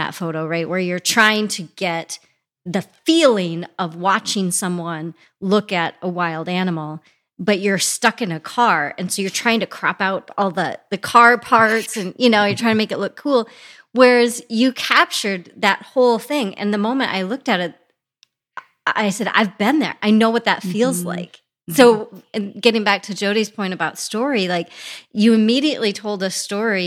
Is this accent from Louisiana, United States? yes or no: no; Custer State Park, South Dakota, United States; I grew up in Custer State Park.